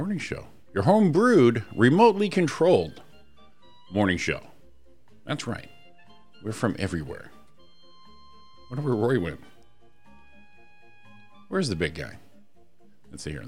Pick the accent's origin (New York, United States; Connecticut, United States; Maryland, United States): Connecticut, United States; Waterbury; now in Rancho Cucamonga, United States; the old Waterbury's, my hometown